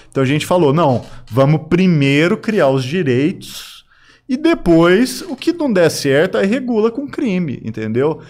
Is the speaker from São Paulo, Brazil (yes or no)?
no; Araguari, Minas Gerais, Brazil; quando eu nasci, era criança aqui em Araguari